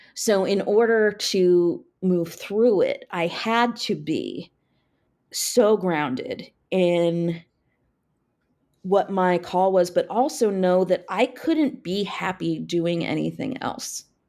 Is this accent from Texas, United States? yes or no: no; Frederick, Maryland, United States; I grew up in Frederick, so was very familiar with D C